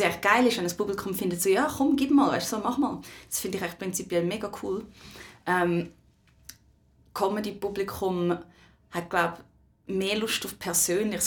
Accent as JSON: {"language": "German", "country": "Switzerland", "tie": "born or raised there", "said": "Ich bin in der Schweiz aufgewachsen"}